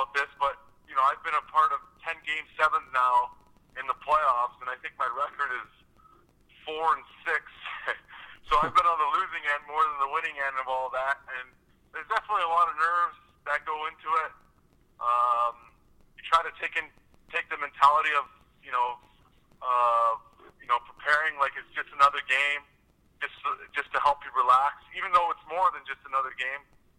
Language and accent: English; Vancouver, British Columbia, Canada; I was really loved and embraced by my hometown, just because I was an East Vancouver kid, kind of from, the real heart of Vancouver